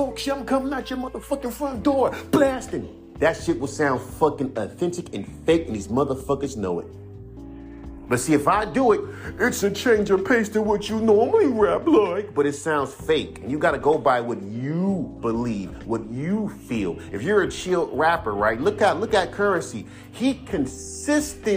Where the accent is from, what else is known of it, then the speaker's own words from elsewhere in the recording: Inglewood, California, United States; I'm from Inglewood, California